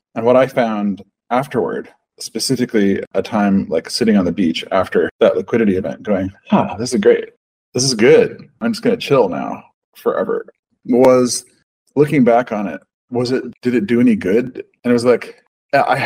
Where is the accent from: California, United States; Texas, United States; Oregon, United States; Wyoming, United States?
Oregon, United States; Pacific Northwest; I grew up in the Pacific Northwest rainforest, like those trees, those forests, they're incredible. Like in Oregon